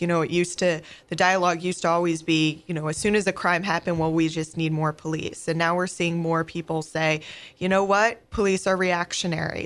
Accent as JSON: {"language": "English", "town": "Oneonta", "region": "New York", "country": "United States", "tie": "born or raised there", "also_born_or_lived": "Pennsylvania", "moved": "as an adult", "lives_now": "St. Louis, United States", "said": "I grew up in a small town, um, in upstate New Yal-, New York called, uh, Oneonta."}